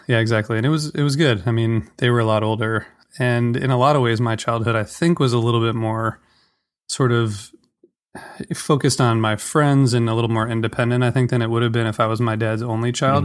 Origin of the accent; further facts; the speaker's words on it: Toledo, Ohio, United States; moved away; also born or lived in Washington, D.C.; I grew up in Ohio, um, Toledo, which is near, you know, the border with Michigan